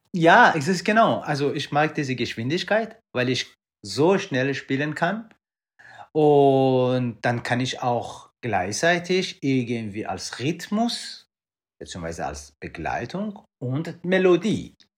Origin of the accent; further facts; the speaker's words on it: Iran; moved away; ich komme ursprünglich aus dem Iran